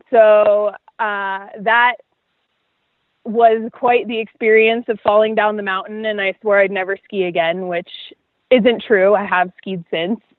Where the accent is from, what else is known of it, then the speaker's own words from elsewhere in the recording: Florida, United States; No, because we uh, spent most of our time on the Gulf Coast, which, if you've ever been there, is like a giant uh, water body full of bath water.